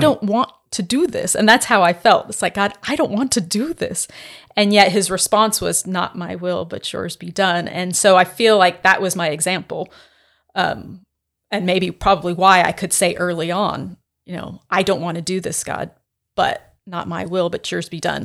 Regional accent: San Diego, California, United States; moved away as an adult; also born or lived in Santa Barbara, United States / Winnipeg, Canada; now in Starkville, United States; I was born and raised in San Diego, in California

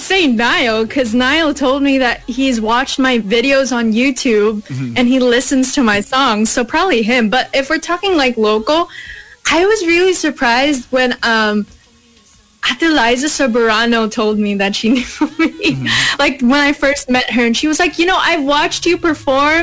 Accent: United States; first language English; I come from America

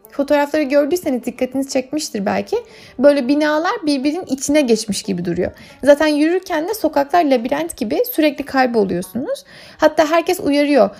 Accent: Turkey

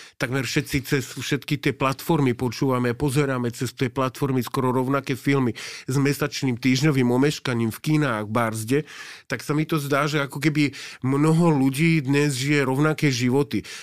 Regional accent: Slovakia; also born or lived in Osaka, Japan; keď som povedal, odkiaľ som, tak vedeli. Oni vedia, že kde je Československo

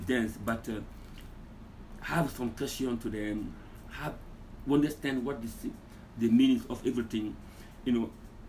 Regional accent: Guinea; moved away; So I'm from Guinea. I love Guinea. I love my culture.

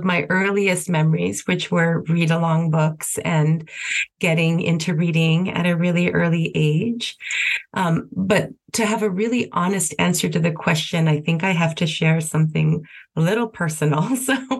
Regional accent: El Paso, Texas, United States; moved away as an adult; also born or lived in Washington, D.C.; now in New York City, United States; I was born and raised in El Paso, Texas

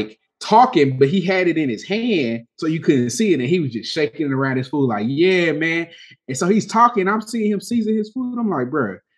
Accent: Texas, United States; I'm from Texas.

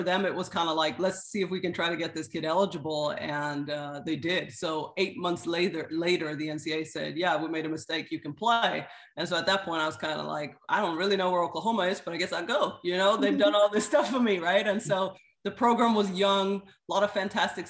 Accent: Sweden; moved away as an adult; also born or lived in Kenya / Zimbabwe; now in Orlando, United States; So I was actually born and raised in Sweden. But I am of Swedish and Kenyan descent.

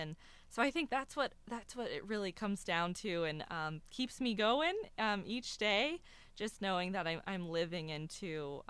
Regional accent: Columbus, Ohio, United States; also born or lived in Cincinnati, Ohio / Springfield, Ohio; now in Athens, United States; I'm from Cincinnati, Ohio. I grew up in Columbus.

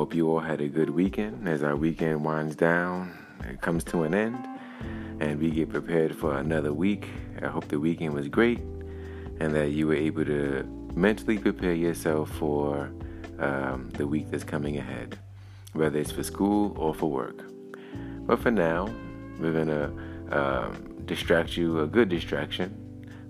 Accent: New York City, New York, United States; my hometown in Brooklyn, New York City.

